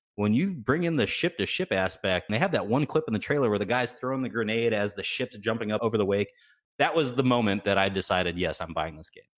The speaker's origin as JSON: {"language": "English", "region": "Texas", "country": "United States", "tie": "born or raised there"}